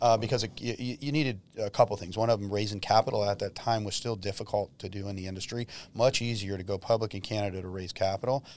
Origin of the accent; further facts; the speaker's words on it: Modesto, California, United States; moved away; I grew up in Modesto